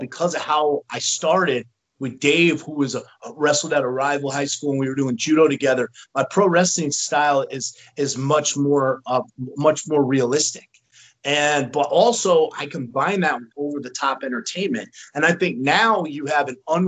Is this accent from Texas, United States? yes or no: no; Norwalk, Connecticut, United States; moved away as an adult; now in South Carolina, United States; growing up in Connecticut. I grew up in Norwalk, which is a blue-collar town